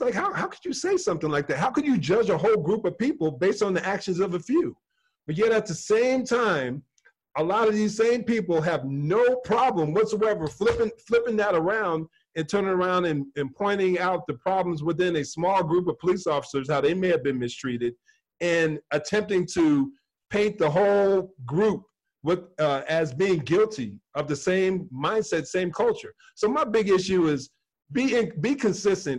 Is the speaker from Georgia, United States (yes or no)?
no; New Jersey, United States; moved away; also born or lived in South Carolina; I dealt with more racism growing up in New Jersey than I did when we moved to South Carolina